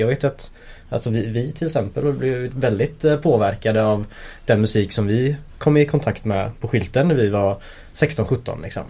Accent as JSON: {"language": "Swedish", "town": "Linköping", "region": "Östergötland", "country": "Sweden", "tie": "born or raised there", "moved": "yes", "lives_now": "Gothenburg, Sweden", "said": "när vi växte upp i Linköping"}